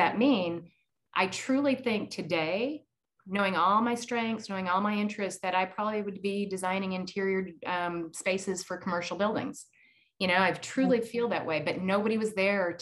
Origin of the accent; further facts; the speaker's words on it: Iowa, United States; growing up in Iowa